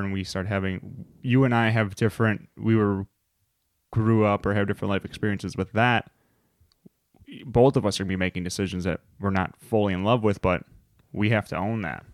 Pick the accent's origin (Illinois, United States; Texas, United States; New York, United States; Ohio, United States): Illinois, United States; Chicago; we're from Chicago